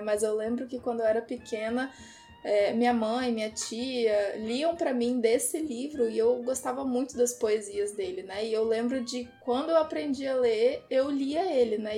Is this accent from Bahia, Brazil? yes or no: no; Porto Alegre, Rio Grande do Sul, Brazil; now in Vitória, Brazil; E eu moro em Vitória, apesar de não ser de Vitória. Eu sou de Porto Alegre